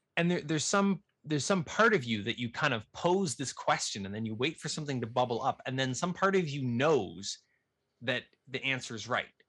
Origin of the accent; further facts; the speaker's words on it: Nova Scotia, Canada; where I grew up in Nova Scotia